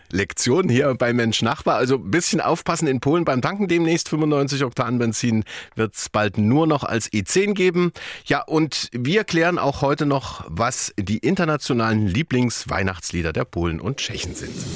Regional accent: Saxony, Germany; Bei uns in Sachsen

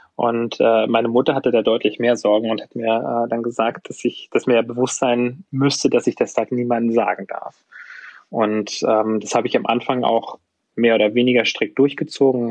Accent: Usedom, Mecklenburg-Vorpommern, Germany; now in Munich, Germany; ich komme eigentlich aus Mecklenburg-Vorpommern, bin auf der Insel Usedom aufgewachsen

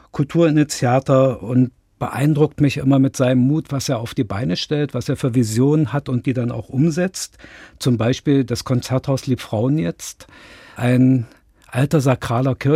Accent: Dresden, Saxony, Germany; born there; now in Wernigerode, Germany; In Dresden.

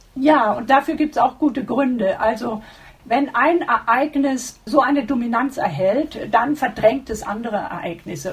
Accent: Germany; wir uns äh, als Deutsche

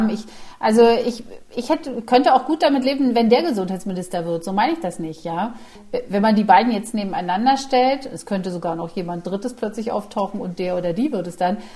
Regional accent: East Germany, Germany; oder vielleicht auch als Ostdeutsche sehe ich das, ja.

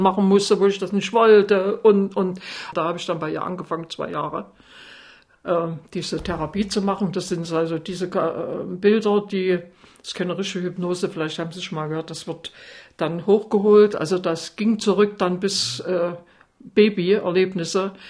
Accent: Altenburg, Thuringia, Germany; bei uns in Altenburg gab es noch eine sehr gute in der DDR

